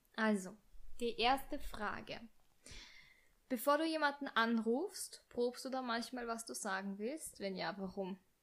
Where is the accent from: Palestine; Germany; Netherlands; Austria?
Austria; bei uns in Österreich, Wien